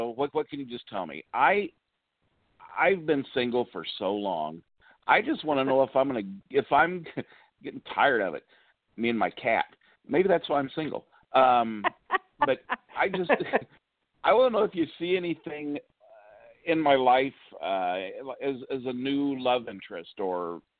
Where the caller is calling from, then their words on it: Champaign, Illinois, United States; from Champaign, Illinois.